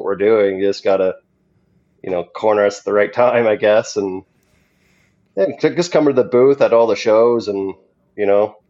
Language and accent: English; Ontario, Canada; now in Alberta, Canada; Originally from Ontario